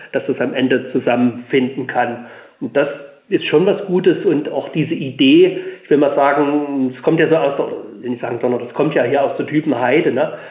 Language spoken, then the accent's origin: German; Leipzig, Saxony, Germany; ich komme aus Sachsen, ich bin gebürtiger Leipziger, lebe jetzt auf dem Land